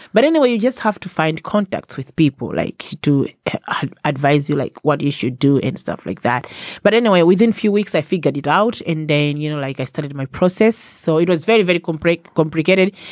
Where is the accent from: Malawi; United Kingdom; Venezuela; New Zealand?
Malawi; moved away as an adult; now in Ireland; I was born in Malawi. Not I am from Malawi, but I was born in Malawi